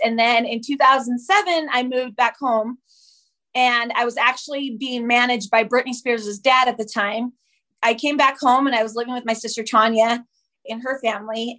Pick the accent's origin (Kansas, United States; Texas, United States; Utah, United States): Utah, United States; also born or lived in Whittier, California; I claim Utah as my home. That's where I was mostly raised there